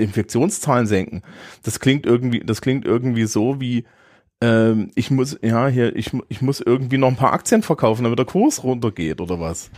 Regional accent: Germany; als Deutscher

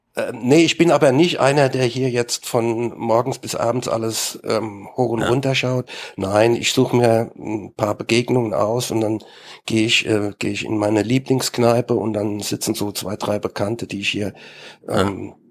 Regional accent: Mainz, Rhineland-Palatinate, Germany; selbst bin ich Mainzer.

